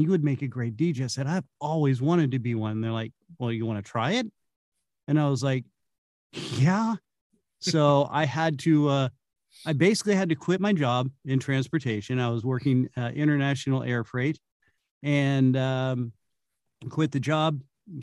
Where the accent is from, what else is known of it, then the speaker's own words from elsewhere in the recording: Santa Cruz Hills, Bay Area, California, United States; I'm originally from California. I'm a Bay Area native. Grew up in the Santa Cruz Hills